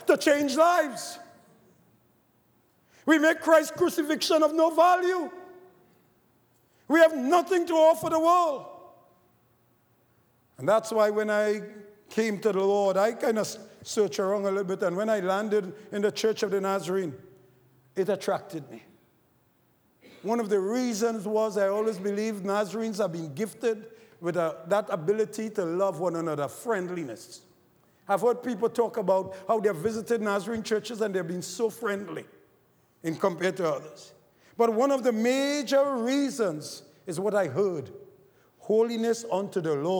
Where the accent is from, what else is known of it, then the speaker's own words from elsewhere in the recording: Trinidad & Tobago; moved away; growing up in Trinidad, I was a cricketer.